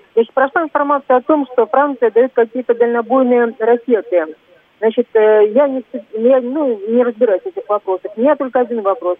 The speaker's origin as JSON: {"language": "Russian", "region": "Moscow", "country": "Russia", "said": "я москвичка"}